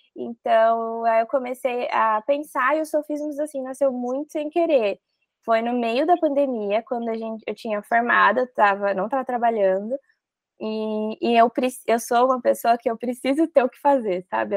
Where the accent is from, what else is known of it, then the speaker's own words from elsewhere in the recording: Mogi Mirim, São Paulo, Brazil; Eu sou do interior, né? Eu sou de Mojimirim